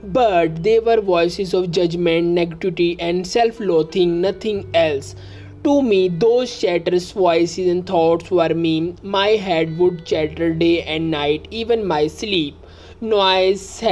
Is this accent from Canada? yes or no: no; India; I am from India